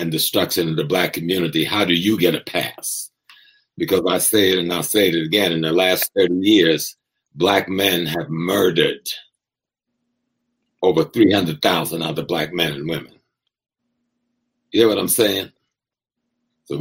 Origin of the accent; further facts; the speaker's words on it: South Carolina, United States; since I'm a child from South Carolina